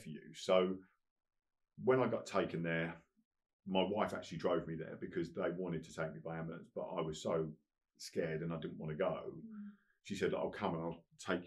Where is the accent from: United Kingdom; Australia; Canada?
United Kingdom; Colchester, East of England; I was in Colchester in my hometown